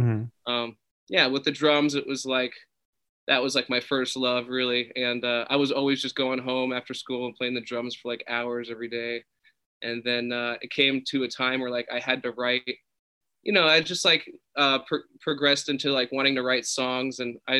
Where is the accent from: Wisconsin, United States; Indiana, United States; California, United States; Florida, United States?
California, United States; I'm in Malibu right now. Yeah, born and raised.